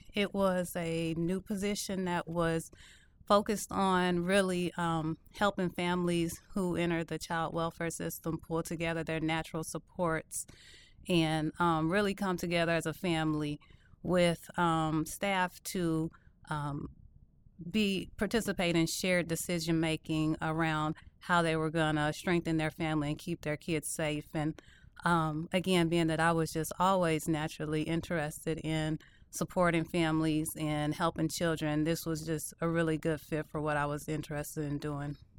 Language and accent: English; Louisville, Kentucky, United States; moved away; I am originally from Louisville, Kentucky, born and raised